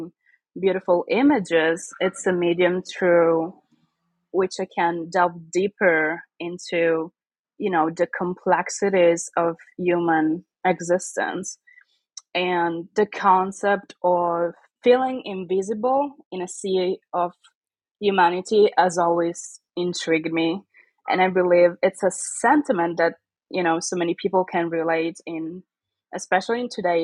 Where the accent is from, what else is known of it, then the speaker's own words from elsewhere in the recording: Catanzaro, Calabria, Italy; now in Monza, Italy; I was born and raised in the south of Italy